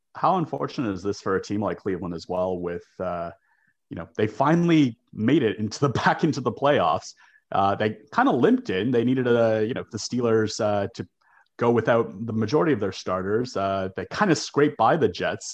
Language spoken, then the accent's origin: English; Toronto, Ontario, Canada; I grew up in Toronto, just a stone's throw from the Ralph